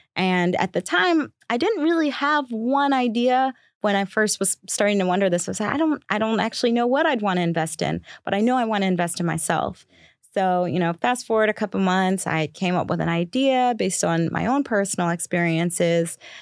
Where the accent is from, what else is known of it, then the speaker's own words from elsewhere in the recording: Baltimore, Maryland, United States; I grew up in Baltimore